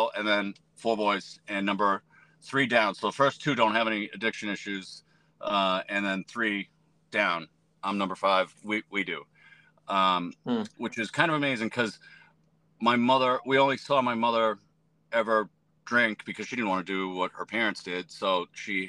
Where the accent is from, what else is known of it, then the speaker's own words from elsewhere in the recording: Methuen, Massachusetts, United States; I am from Methuen, Massachusetts